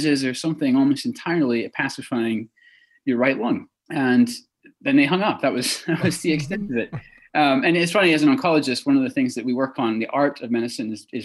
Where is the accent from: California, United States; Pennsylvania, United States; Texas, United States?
Texas, United States; also born or lived in Edinburgh, Scotland; moved to Texas at a young age